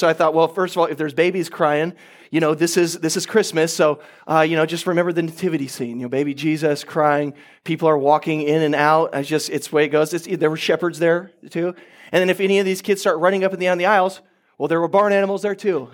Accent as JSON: {"language": "English", "region": "Oklahoma", "country": "United States", "said": "I'm from Oklahoma"}